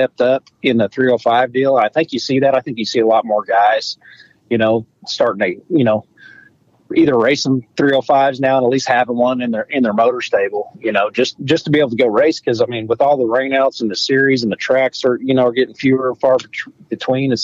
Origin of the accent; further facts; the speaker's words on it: Oklahoma, United States; we're from Oklahoma, and football is everything in Oklahoma.